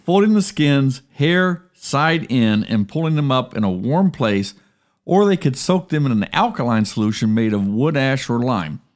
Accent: Columbus, Ohio, United States; moved away; I grew up in Columbus

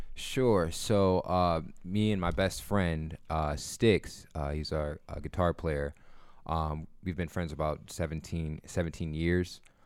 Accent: Akron, Ohio, United States; I'm from Akron.

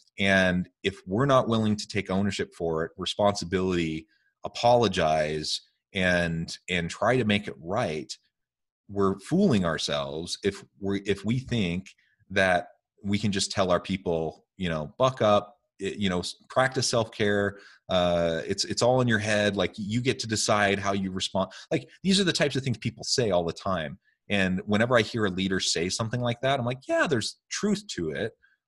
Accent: Oregon, United States; Hey, don't diss the Oregon communes. I grew up in Oregon.

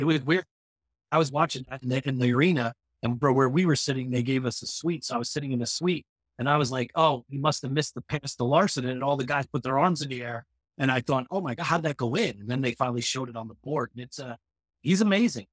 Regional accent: United States; we as American teens

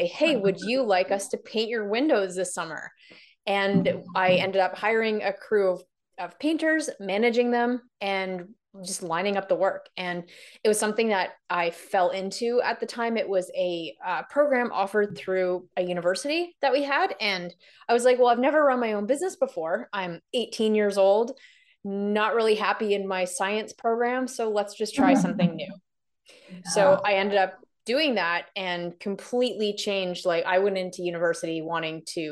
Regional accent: Canada; also born or lived in London, United Kingdom / Toronto; I am from Canada, so I'm currently in Toronto

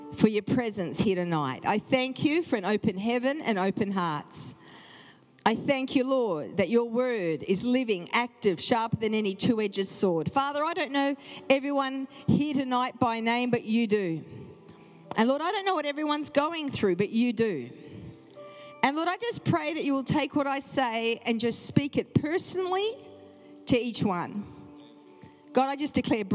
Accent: Perth, Western Australia, Australia; moved away as an adult; also born or lived in Brisbane / Adelaide; now in Sydney, Australia; born and bred in Perth, Western Australia

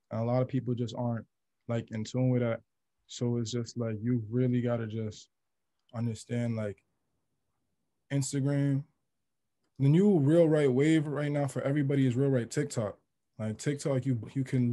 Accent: New York City, New York, United States; I grew up in Queens since like I was born

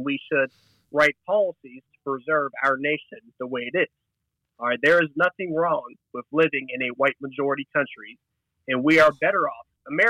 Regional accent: the South, United States; I'm from the South

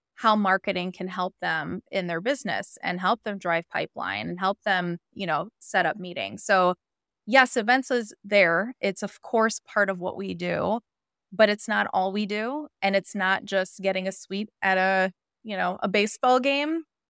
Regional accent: Chicago, Illinois, United States; moved away as an adult; now in Southern California, United States; I moved from Chicago, my, uh, hometown

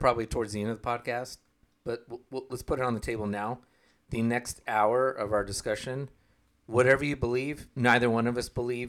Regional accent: Oklahoma, United States; I grew up in Oklahoma.

